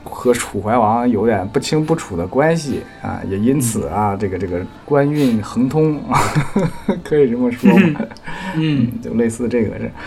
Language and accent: Chinese; Northeast China, China; now in Hong Kong; 我们东北人